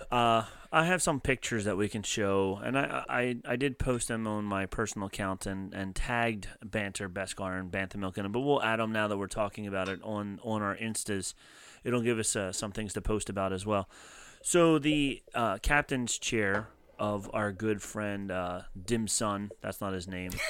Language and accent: English; New Jersey, United States; accent: Philly water accent; South Jersey, we have that Philly water accent